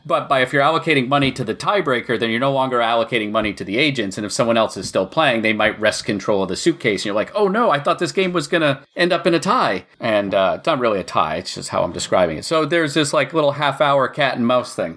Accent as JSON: {"language": "English", "region": "Maine", "country": "United States", "tie": "born or raised there", "said": "I was born in Maine"}